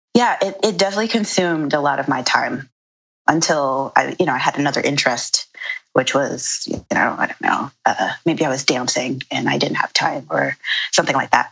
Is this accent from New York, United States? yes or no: yes; New York City, New York, United States; I'm originally from Brooklyn. I'm from Bed-Stuy, and I grew up there with um, my parents